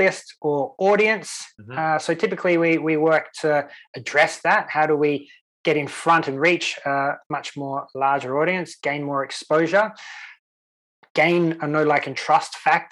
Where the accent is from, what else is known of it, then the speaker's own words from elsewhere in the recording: Sydney, New South Wales, Australia; now in Sweden; the local weatherman that I grew up with in Australia, in Sydney